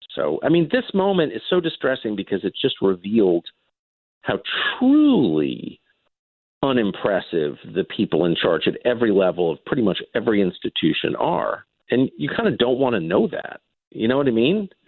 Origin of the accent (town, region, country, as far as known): United States; born or raised there